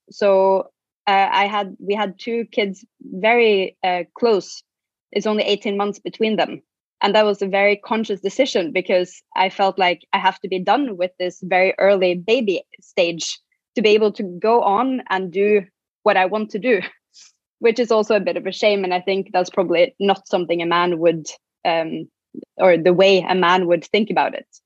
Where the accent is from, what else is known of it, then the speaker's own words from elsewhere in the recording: Norway; moved away as an adult; also born or lived in Shanghai, China / Hong Kong; I'm from Norway and um, been doing. I, I started a, a, boutique agency, uh, an event agency, in when I was living in Shanghai, working with Scandinavian companies.